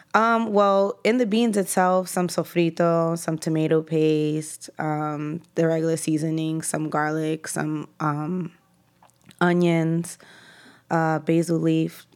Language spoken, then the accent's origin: English; New York City, New York, United States; I grew up in East Harlem. That's where I live currently. That's where I'm from